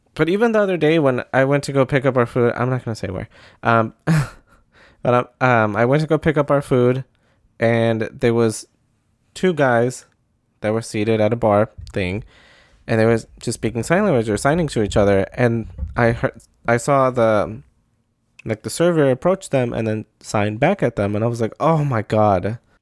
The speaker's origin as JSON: {"language": "English", "region": "Midwest", "country": "United States", "said": "I'm from the Midwest. Saying sorry is a pastime."}